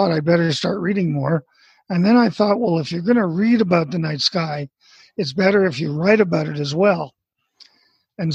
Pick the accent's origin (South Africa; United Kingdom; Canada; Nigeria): Canada; Montreal, Quebec; moved away as an adult; also born or lived in Nova Scotia; now in Arizona, United States; I was born in Montreal, Canada